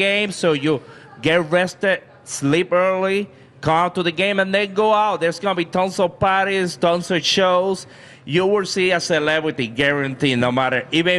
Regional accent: East Coast, United States; now in Minneapolis, United States; I'm from the East Coast

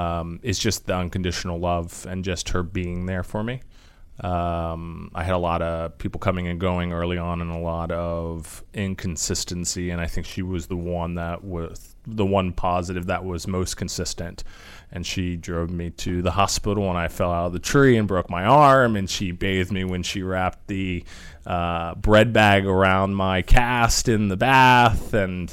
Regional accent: Alexandria, Virginia, United States; I am from the D.C. area. I was born in Alexandria inside the Beltway.

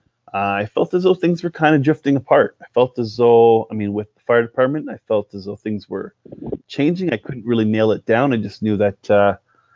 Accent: Cornwall, Ontario, Canada; now in Stratford, Canada; I was born and raised in Cornwall, Ontario

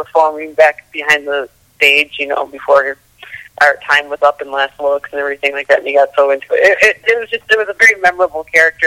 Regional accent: Wisconsin, United States; born and raised in Wisconsin

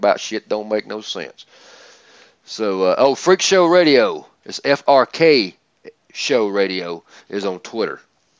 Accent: Georgia, United States; But Georgia, my home state.

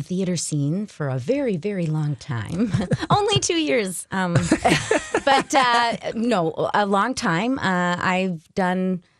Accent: Minnesota, United States; born or raised there; accent: Minnesotan; also born or lived in New Jersey

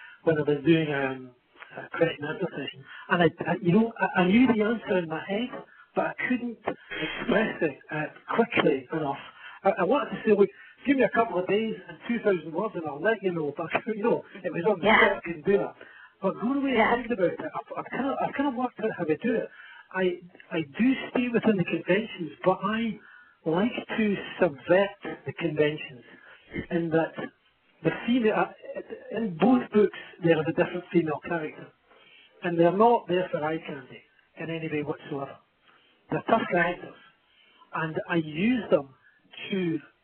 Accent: Scotland, United Kingdom; I'm from Scotland.

